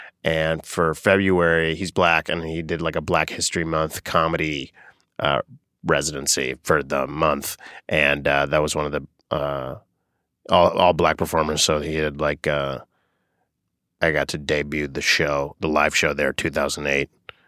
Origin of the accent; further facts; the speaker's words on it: Boca Raton, Florida, United States; Boca Raton, Florida.